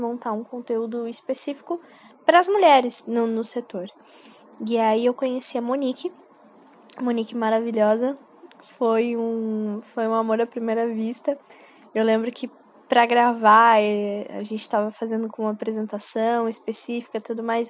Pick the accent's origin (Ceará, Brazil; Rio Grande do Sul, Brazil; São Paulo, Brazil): São Paulo, Brazil; sou de São Paulo e atuo na área de marketing para comércio exterior